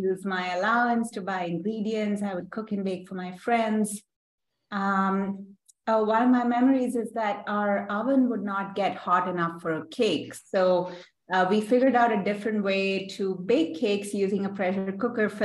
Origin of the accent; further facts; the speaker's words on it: Bangalore, Karnataka, India; moved away as an adult; now in New York City, United States; growing up in Bangalore itself, it's in South India